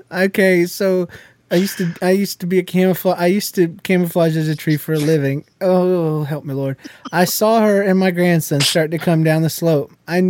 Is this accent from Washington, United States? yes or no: yes; Washington, United States